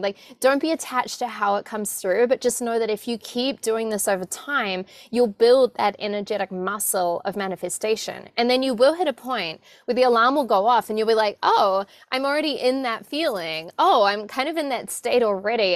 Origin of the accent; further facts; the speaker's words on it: New Zealand; I was born in New Zealand and very much raised in a family that wasn't having conversations about abundance